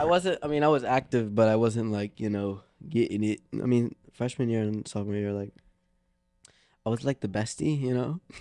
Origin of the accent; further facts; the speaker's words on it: Philadelphia, Pennsylvania, United States; growing up in Philly